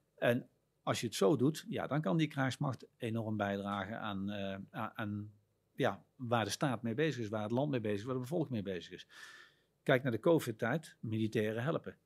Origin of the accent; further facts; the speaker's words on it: Netherlands; Wij vinden het als Nederlanders